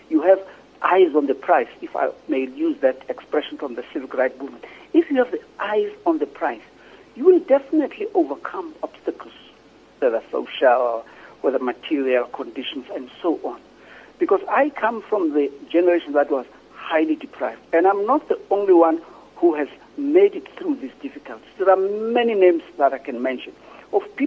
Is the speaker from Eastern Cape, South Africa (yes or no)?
no; Ekurhuleni, Gauteng, South Africa; also born or lived in Soweto; I grew up in Togozi, which was part of the Eastern Ekurhuleni